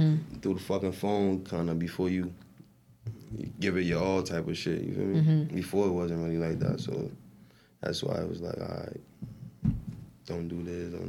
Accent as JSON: {"language": "English", "town": "Irvington", "country": "United States", "said": "I'm from Irvington, so it's that shit, like, it's a bunch of shit."}